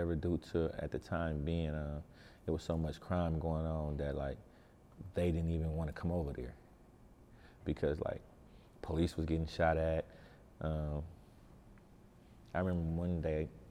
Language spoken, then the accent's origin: English; Oakland, California, United States; an Oakland kid growing up